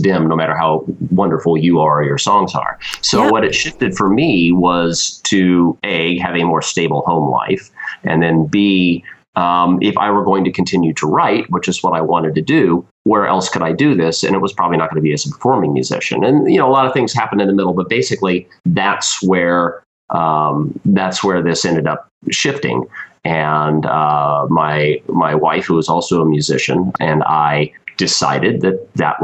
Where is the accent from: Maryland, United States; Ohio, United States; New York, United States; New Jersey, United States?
Ohio, United States; Cincinnati; also born or lived in Decatur, Illinois / Indiana; now in Austin, United States; Grew up primarily in Cincinnati